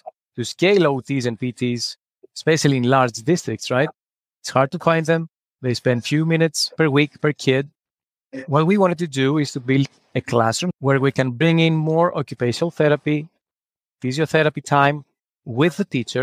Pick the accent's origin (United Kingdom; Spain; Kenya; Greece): Greece; English is a second language; moved away as an adult; now in New York, United States; I'm originally from Greece. I lived in New York for the last 9 years.